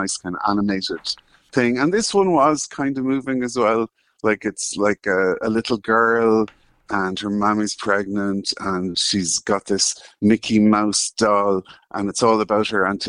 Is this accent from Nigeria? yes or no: no; Ireland; as an Irish man in my 40s